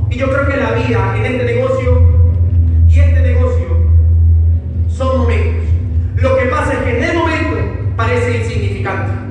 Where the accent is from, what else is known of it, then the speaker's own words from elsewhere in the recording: Ecuador; digo, no, pero yo soy de Ecuador. En Ecuador ni siquiera está bueno. yo soy de Ecuador.